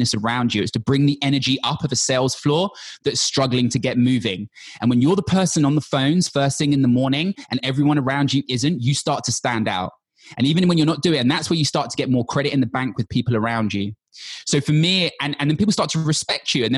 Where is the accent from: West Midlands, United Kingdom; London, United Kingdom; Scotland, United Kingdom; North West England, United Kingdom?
London, United Kingdom; I'm from London, born and bred.